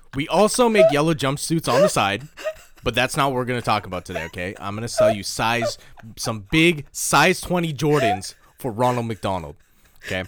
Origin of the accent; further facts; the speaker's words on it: Canada; now in Japan; I'm from Canada